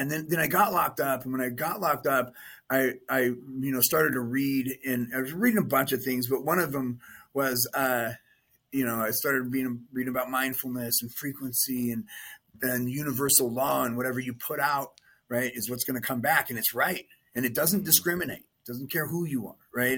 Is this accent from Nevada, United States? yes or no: yes; Las Vegas, Nevada, United States; I was born and raised in Vegas